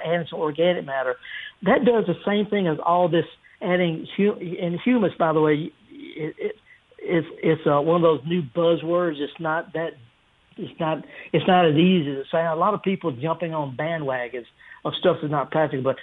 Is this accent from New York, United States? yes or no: no; the Delta, Mississippi, United States; I was raised, I'm from the Delta